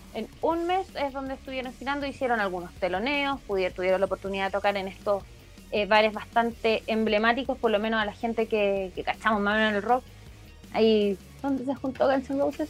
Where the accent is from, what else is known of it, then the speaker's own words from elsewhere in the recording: Chile; por nuestro querido país